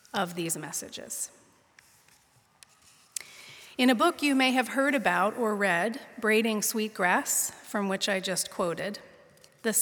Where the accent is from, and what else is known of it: Pittsburgh, Pennsylvania, United States; born or raised there; now in San Mateo, United States